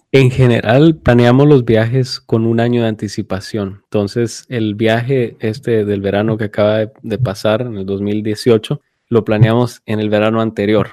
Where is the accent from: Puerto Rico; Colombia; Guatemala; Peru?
Guatemala; now in United States; nosotros crecimos, nacimos y estuvimos en Guatemala